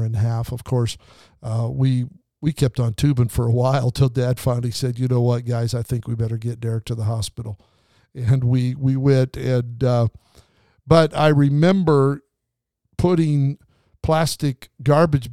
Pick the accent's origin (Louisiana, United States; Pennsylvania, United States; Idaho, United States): Idaho, United States; southern; now in Southern California, United States; We lived in southern Idaho, and in the wintertime, we got a lot of snow. That's why I live in Southern California.